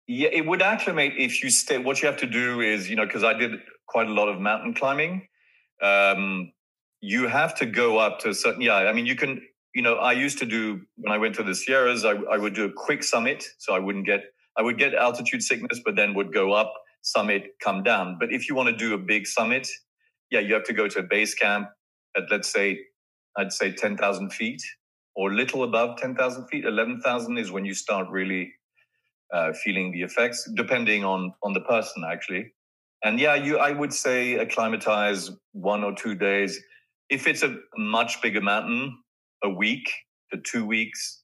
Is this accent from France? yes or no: yes; France; in those days, growing up in France, you know, fathers were much more severe and earnest